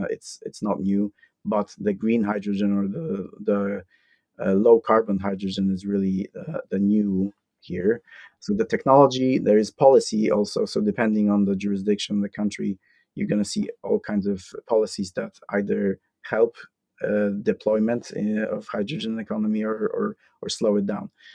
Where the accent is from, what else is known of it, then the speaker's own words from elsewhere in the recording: Poland; moved away as an adult; also born or lived in Iowa, United States; born and raised in Poland